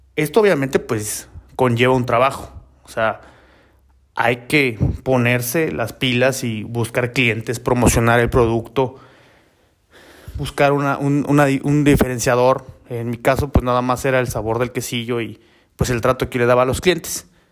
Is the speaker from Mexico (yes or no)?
yes; Oaxaca, Mexico; also born or lived in Mexico City; yo soy de Oaxaca